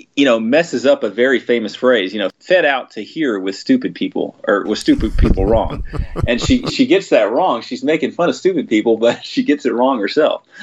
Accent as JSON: {"language": "English", "region": "Texas", "country": "United States", "tie": "born or raised there", "said": "I grew up in Texas"}